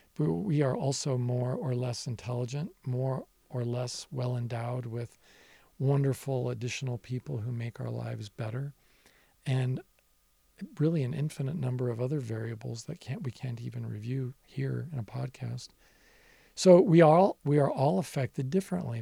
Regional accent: Nevada, United States; as a younger person growing up in my home state of Nevada

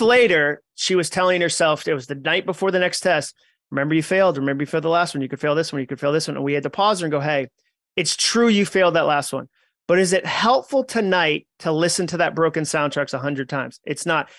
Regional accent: New England, United States; I grew up in New England with, like, a Goodwill Hunting size chip on my shoulder.

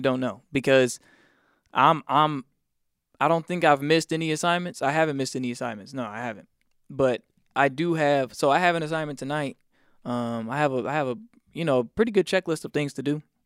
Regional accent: South Carolina, United States; moved away; also born or lived in Atlanta, Georgia; church every night growing up in South Carolina. Then it was every Wednesday, Friday, Sunday when we moved down to Atlanta

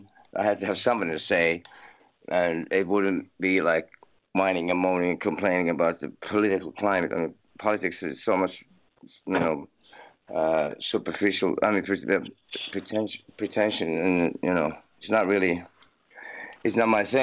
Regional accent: Helsinki, Uusimaa, Finland; I was born in Finland, in Helsinki, and I grew up here till I was 17

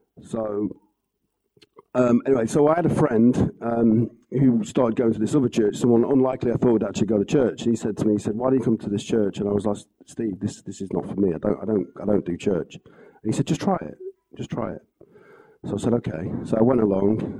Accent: Wales, United Kingdom; So, I come from Wales. I come from a family of four.

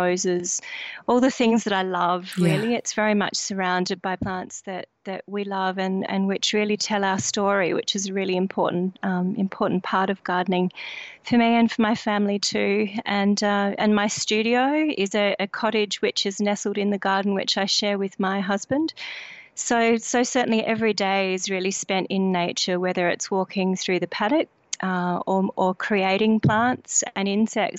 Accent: Australia; also born or lived in Sydney; We did move to this region when I was a child from Sydney through personal circumstances, really initiated a decision in my family to move to the country, and part of that was really to become immersed in rural life, and so I grew up in this area

